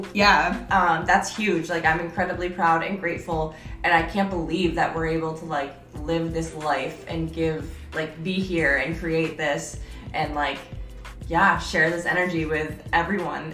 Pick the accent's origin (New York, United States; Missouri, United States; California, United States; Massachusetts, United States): New York, United States; upstate; moved away as an adult; now in San Diego, United States; I'm from New York, but like upstate New York